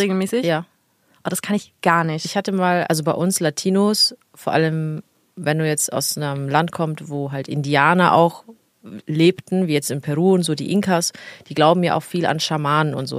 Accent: Italy; als Italienerin

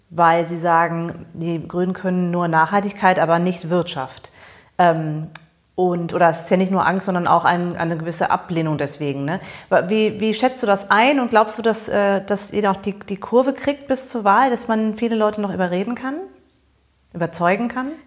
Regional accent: United States; eine Entwicklung, die, die ich als Amerikanerin in Amerika beobachtet habe

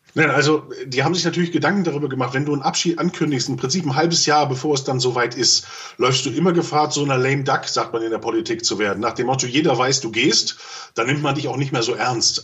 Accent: Germany; wir dürfen auch eins als Deutsche nicht vergessen

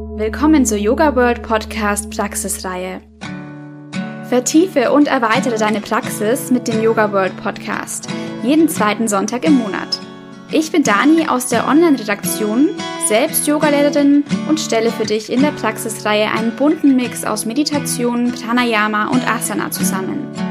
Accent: Southern Germany, Germany; accent: southern German dialect; Ich komme aus Süddeutschland, vielleicht hörst du es an meinem Dialekt

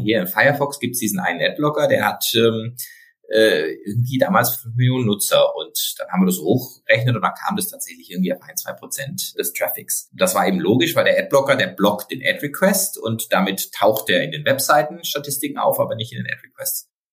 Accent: Freiburg, Baden-Württemberg, Germany; ich komme aus Freiburg

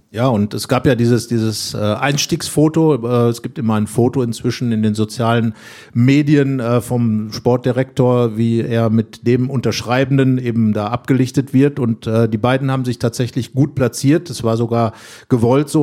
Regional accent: North Rhine-Westphalia, Germany; der als Westfale natürlich extrem emotional ist, das ist klar. Und ähm, bin ich selber auch

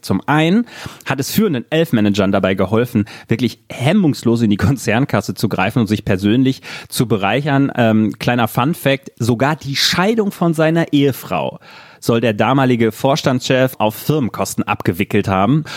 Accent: West Germany, Germany; als Wessi

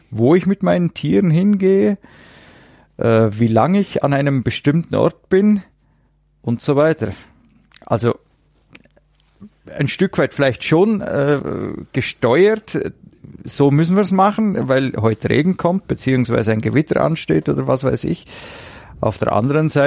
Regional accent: Bad Oberdorf, Bavaria, Germany; Ich stamme aus Bad Oberdorf. Das ist ein Ortsteil von Bad Hindelang.

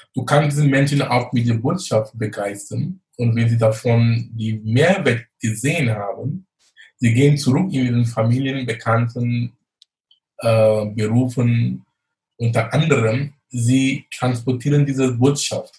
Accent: Cameroon; born or raised there; moved away as an adult; also born or lived in Munich, Germany; now in Germany

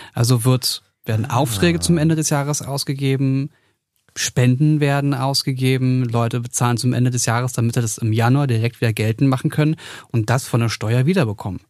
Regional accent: Berlin, Germany; ich bin halt Berliner

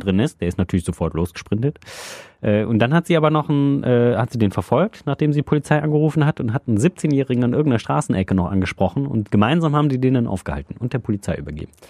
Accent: Solingen, North Rhine-Westphalia, Germany; moved away as an adult; also in Solingen komme ich ja äh, gebürtig her

